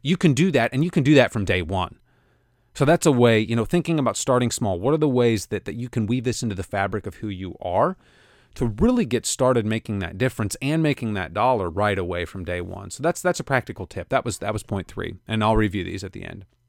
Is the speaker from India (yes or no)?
no; Kansas City, United States; my hometown of Kansas City